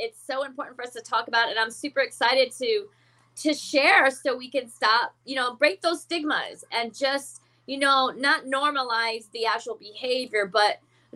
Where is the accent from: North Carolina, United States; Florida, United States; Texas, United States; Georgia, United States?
Florida, United States; also born or lived in Bronx, New York; I was born in the Bronx. I grew up in Florida